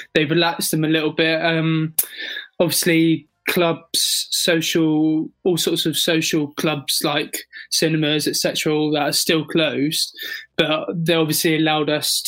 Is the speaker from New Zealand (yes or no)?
no; England, United Kingdom; in London, in my home country